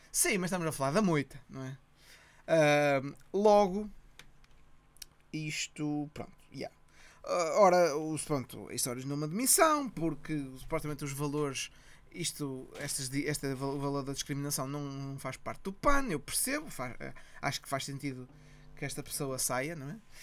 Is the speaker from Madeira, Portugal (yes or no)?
no; Ponte da Barca, Viana do Castelo, Portugal